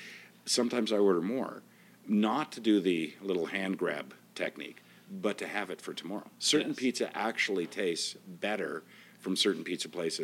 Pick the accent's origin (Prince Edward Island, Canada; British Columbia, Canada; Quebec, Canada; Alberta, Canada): Prince Edward Island, Canada; I know, you say it like you don't think I'd know it because of my, I have no accent, but I'm from Prince Edward Island.